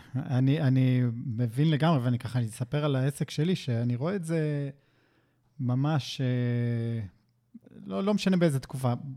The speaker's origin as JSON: {"language": "Hebrew", "country": "Israel", "said": "אין לנו סבלנות כישראלים"}